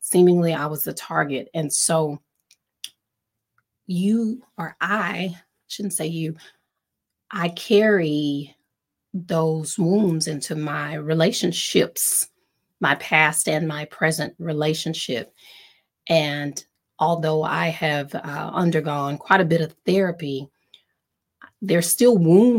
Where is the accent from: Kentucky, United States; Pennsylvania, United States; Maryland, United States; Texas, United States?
Texas, United States; East; I grew up in East Texas